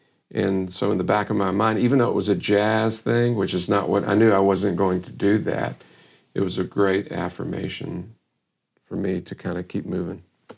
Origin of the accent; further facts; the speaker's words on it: Louisville, Kentucky, United States; moved away as an adult; also born or lived in Austin, Texas; after growing up in Louisville